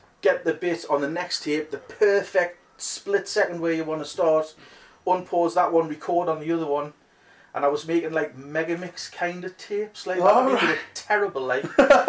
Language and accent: English; Consett, County Durham, North East England, United Kingdom; I'm an idiot from Constantine County, Durham.